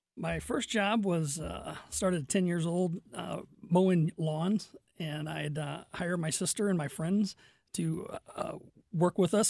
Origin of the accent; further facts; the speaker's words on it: Fenton, Missouri, United States; also born or lived in Crestwood, Missouri / Kirkwood, Missouri; I grew up in Fenton